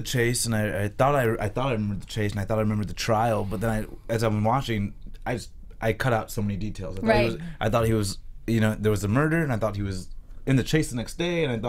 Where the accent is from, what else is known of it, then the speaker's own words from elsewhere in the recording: Miami, Florida, United States; now in Los Angeles, United States; I'm from Miami